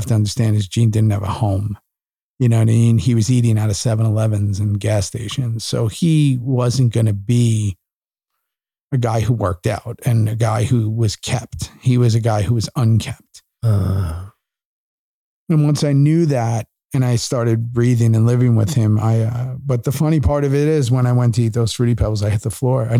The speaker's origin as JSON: {"language": "English", "town": "New York City", "region": "New York", "country": "United States", "tie": "born or raised there", "also_born_or_lived": "Los Angeles, United States", "moved": "as an adult", "lives_now": "Austin, United States", "said": "I grew up in New York in the 80s"}